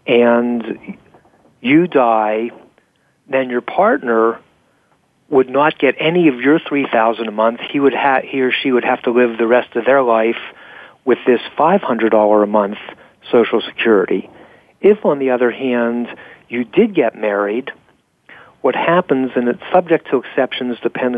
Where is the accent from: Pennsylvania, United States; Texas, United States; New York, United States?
Pennsylvania, United States; And one of the reasons I was so jubilant when my home state of Pennsylvania just recognized same-sex marriages